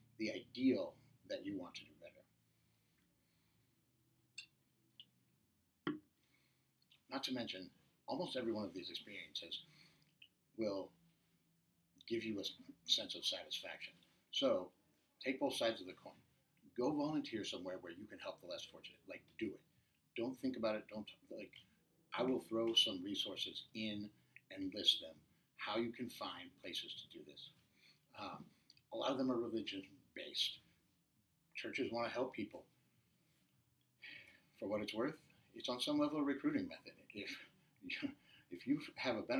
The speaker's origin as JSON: {"language": "English", "region": "Midwest", "country": "United States", "moved": "yes", "lives_now": "Orange County, United States", "said": "I'm originally from the Midwest"}